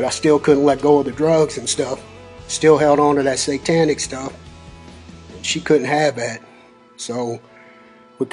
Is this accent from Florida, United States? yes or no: no; Louisville, Kentucky, United States; I grew up in Louisville in the West End, about two blocks from 22nd Street